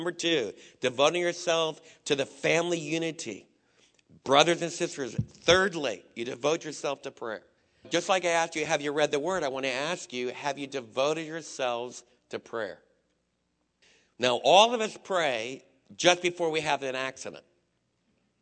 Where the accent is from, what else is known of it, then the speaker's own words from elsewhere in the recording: East Coast, United States; moved away; a lot of the guys that I was raised with back in the East Coast